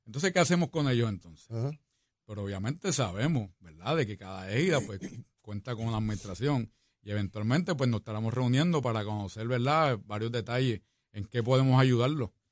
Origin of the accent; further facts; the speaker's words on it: San Juan, Puerto Rico; also born or lived in Barriada Venezuela, Río Piedras; nací me crié en el barrio, en el Fanguito, en Santurce